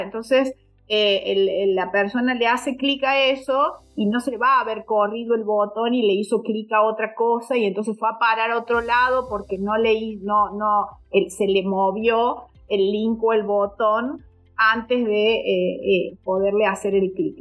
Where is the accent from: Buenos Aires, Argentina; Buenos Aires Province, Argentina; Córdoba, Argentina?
Córdoba, Argentina; soy eh, de Córdoba, Argentina. Vivo actualmente en Córdoba, Argentina.